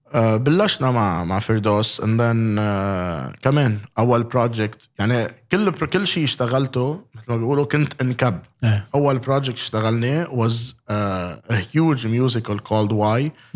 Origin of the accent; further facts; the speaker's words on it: Lebanon; عندنا بلبنان